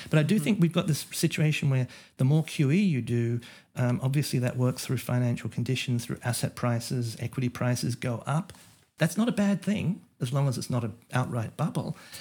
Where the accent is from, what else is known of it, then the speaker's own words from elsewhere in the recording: Australia; now in United States; as an Australian American who, you know, originally came from Australia